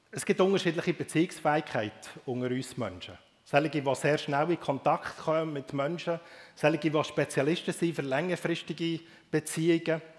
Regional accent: Bern, Switzerland; aufgewachsen im Emmental. Aufzuwachsen im Emmental, das macht einem sehr gewundrig auf die Welt.

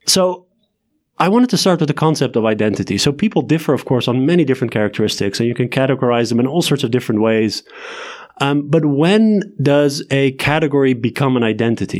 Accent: Leiden, South Holland, Netherlands; now in Amsterdam, Netherlands; I'm from Leiden, which is a, which is a town

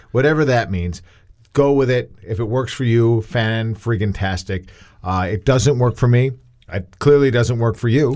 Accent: New York, United States; a kid growing up in New York

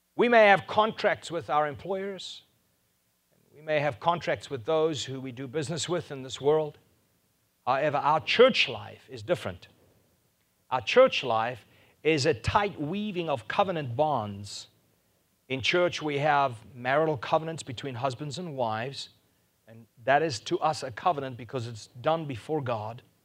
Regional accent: South Africa; first language Afrikaans; English is a second language; I was Afrikaans, I couldn't speak any English

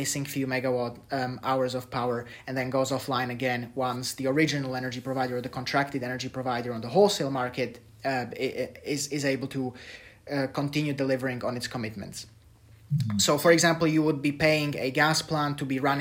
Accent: Slovakia; I come from Slovakia

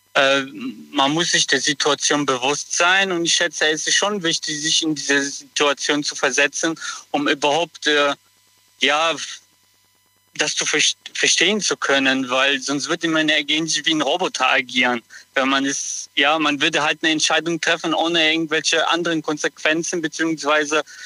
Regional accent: Kottenheim, Rhineland-Palatinate, Germany; Ich komme aus Kottenheim, das ist neben Mayen in Rheinland-Pfalz

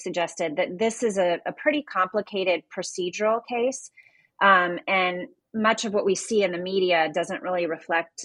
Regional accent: Kansas City, United States; I'm from Kansas City

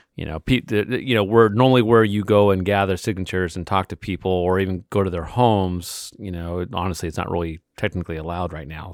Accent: California, United States; as a Californian

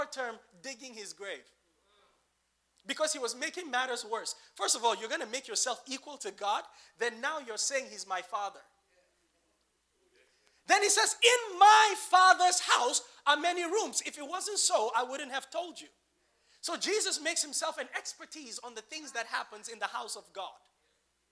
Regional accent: Nigeria; as a Nigerian

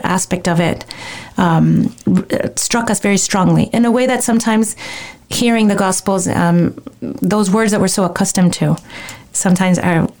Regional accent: Miami, Florida, United States; we're from Miami

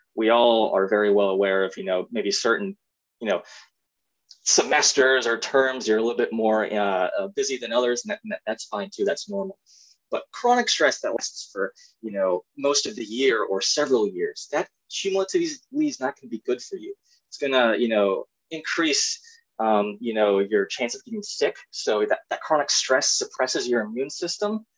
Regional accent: East Moline, Illinois, United States; I am from the fifth Quad City, East Moline, Illinois, um, and born and raised there

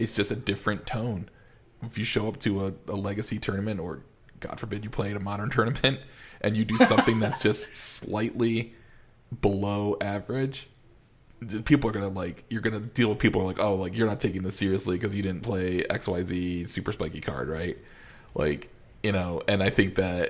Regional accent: Rochester, New York, United States; I grew up in Rochester

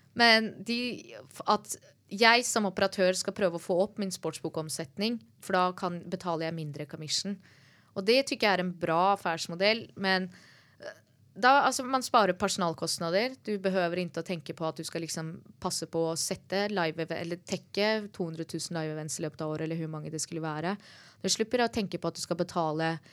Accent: Norway; jeg som nordmann

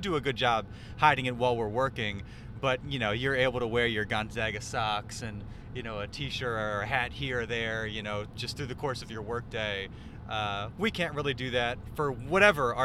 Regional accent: Philadelphia, Pennsylvania, United States; moved away; also born or lived in Baltimore; I'm from Philadelphia

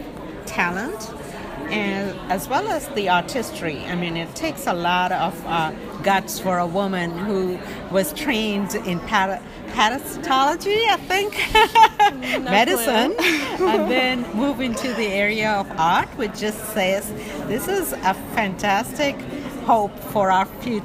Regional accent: India; moved away as an adult; now in United States; Originally from India. I've lived in this country since 1980, so basically from here.

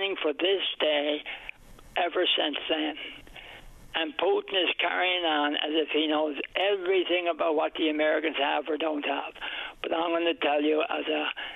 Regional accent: Newfoundland and Labrador, Canada

